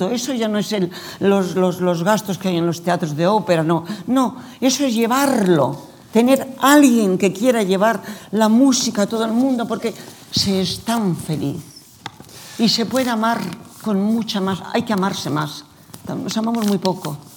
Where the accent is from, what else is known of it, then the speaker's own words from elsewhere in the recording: Spain; Nosotros estamos en España y somos los españoles.